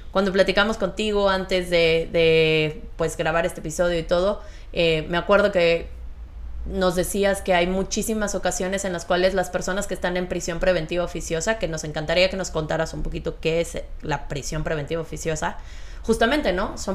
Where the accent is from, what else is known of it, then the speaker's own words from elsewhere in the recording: Castro, Los Lagos, Chile; Yo soy de Castro.